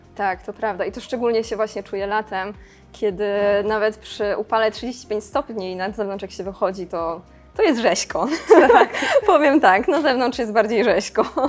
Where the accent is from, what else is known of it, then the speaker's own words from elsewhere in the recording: Szklarska Poręba, Lower Silesian Voivodeship, Poland; Pochodzę ze Szkarskiej Poręby i tam tak naprawdę od zawsze w krajobrazie po prostu były te góry